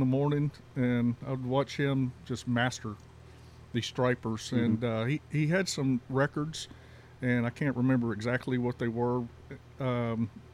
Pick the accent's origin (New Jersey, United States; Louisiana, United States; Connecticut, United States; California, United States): Louisiana, United States; moved away; also born or lived in Texas; I was born in Louisiana